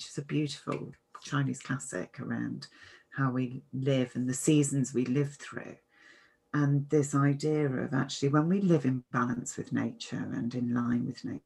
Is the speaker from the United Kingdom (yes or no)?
yes; United Kingdom; I'm British